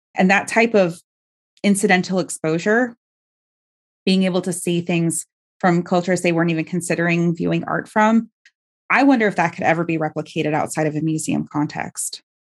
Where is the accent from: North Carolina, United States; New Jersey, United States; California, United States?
California, United States; Bay Area; I grew up in the Bay Area